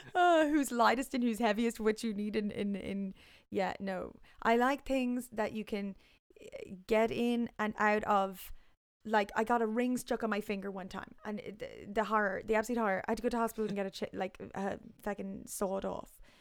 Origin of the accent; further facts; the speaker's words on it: Ireland; moved away; also born or lived in London; growing up in Ireland